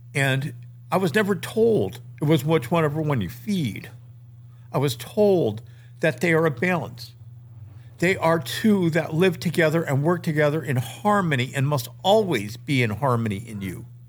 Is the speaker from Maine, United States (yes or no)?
yes; Maine, United States; my life growing up in Maine